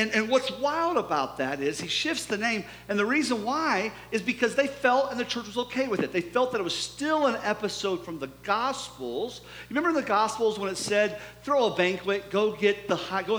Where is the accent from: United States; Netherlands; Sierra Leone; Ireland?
United States; Mansfield, Ohio; moved away; I'm from Ohio, my town, Mansfield